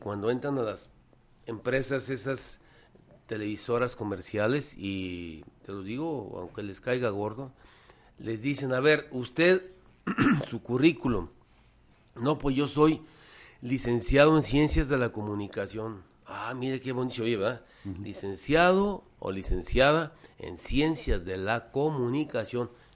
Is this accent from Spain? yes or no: no; Guadalajara, Jalisco, Mexico; soy franco-mexicano, efectivamente, pero soy nacido en Guadalajara, soy jalisciense